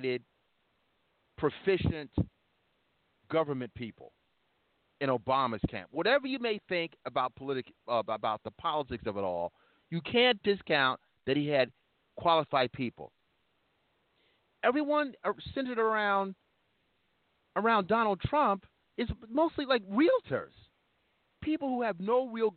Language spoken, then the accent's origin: English; New York, United States; I'm thinking of being a New Yorker now.